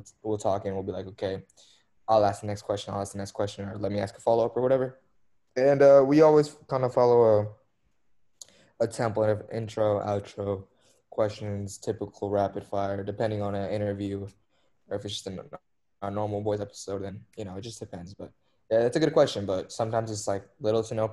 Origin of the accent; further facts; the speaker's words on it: Dallas, Texas, United States; moved away; my hometown team, which is Dallas